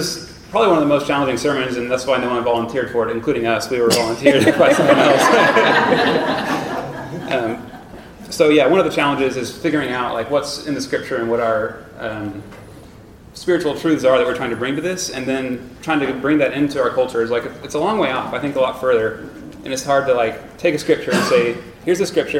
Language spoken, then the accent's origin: English; Tyler, Texas, United States; I grew up in Tyler, Texas, on like a wealthy white